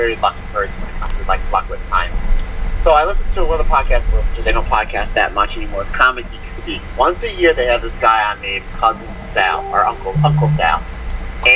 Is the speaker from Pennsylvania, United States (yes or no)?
yes; Pennsylvania, United States; we're from Pennsylvania